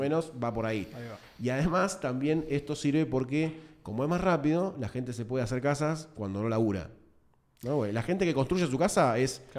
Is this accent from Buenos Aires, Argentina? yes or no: yes; Buenos Aires, Argentina; yo soy de Matadero, Lugano